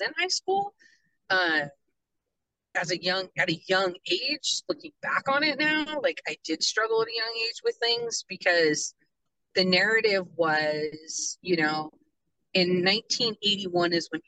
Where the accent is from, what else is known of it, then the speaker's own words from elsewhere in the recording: Hoquiam, Washington, United States; I grew up in Hoquiam, Aberdeen area